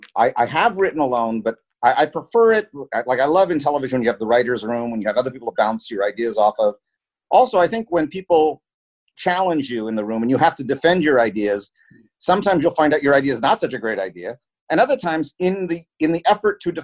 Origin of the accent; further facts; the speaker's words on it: United States; I was born in the United States, but my mother was born in the Philippines.